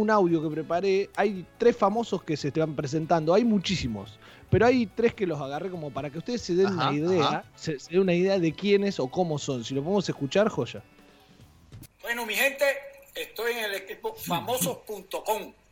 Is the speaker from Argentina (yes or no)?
yes; Saladillo, Buenos Aires Province, Argentina; En mi caso, por ejemplo, como hablamos que soy de Saladillo, eh, me pasaba cuando me iba de vacaciones a la costa